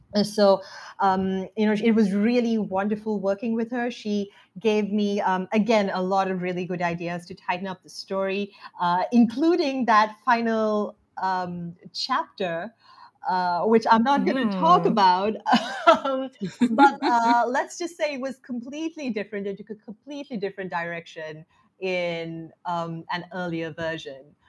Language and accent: English; Sri Lanka; growing up in Sri Lanka